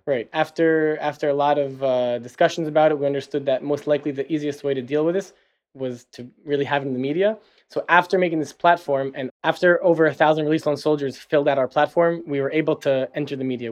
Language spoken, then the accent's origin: English; New Jersey, United States; moved away as an adult; now in Tel Aviv, Israel; I'm originally from New Jersey. And pretty much, yeah, after high school, I moved to Israel